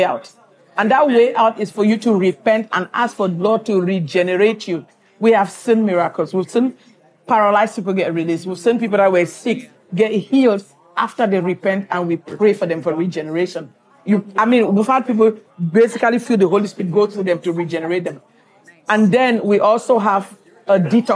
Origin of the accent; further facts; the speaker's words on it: Cameroon; moved away as an adult; also born or lived in Nigeria; now in Houston, United States; I grew up in West Africa. I'm from Cameroon, Central Africa. I went to medical school in Nigeria